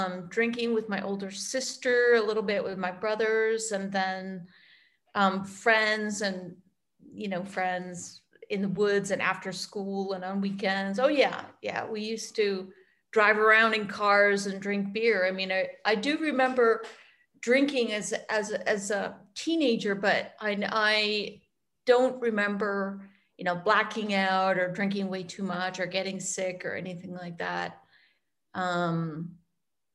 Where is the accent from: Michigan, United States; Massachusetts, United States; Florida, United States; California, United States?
Massachusetts, United States; Western; moved away as an adult; also born or lived in Italy; I grew up in Western Mass